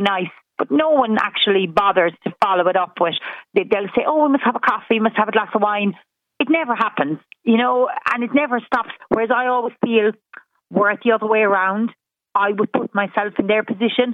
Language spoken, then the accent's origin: English; Ireland; moved away; I'm obviously Irish, but I moved back to Ireland a couple of years ago after being a long time away